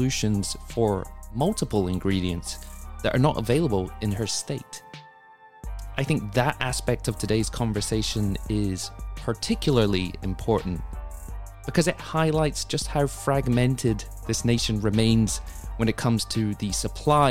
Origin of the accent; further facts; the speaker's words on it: United Kingdom; now in United States; as a British transplant